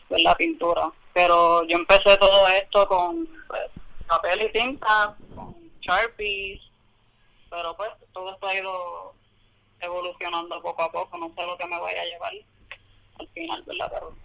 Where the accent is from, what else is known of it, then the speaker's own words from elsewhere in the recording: San Juan, Puerto Rico; now in Camuy, Puerto Rico; Vengo de San Juan